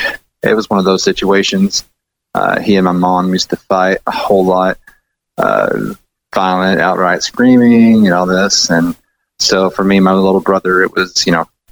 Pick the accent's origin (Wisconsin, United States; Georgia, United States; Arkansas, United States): Arkansas, United States; Dardanelle; born there; also born or lived in Appleton, Arkansas; I was born in Dardanelle, Arkansas.